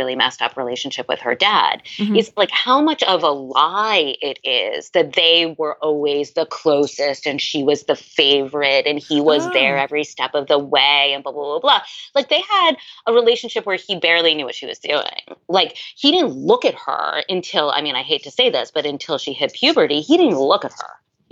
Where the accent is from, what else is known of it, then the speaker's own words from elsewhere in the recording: New York City, New York, United States; I grew up in Manhattan